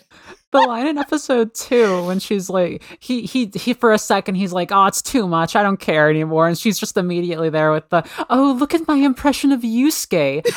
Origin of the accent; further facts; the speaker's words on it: Oklahoma, United States; I'm from Oklahoma